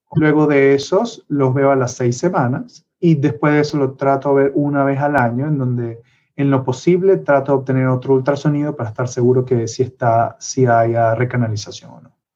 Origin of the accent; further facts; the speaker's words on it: Venezuela; moved away; soy de Venezuela y eso siempre lo llevaré por dentro